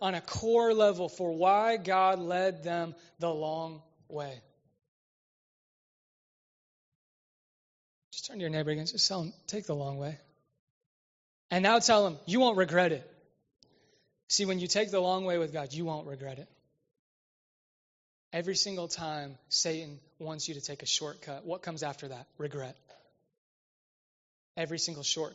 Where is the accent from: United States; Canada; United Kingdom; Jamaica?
United States; Westfield, Indiana; I'm from Westfield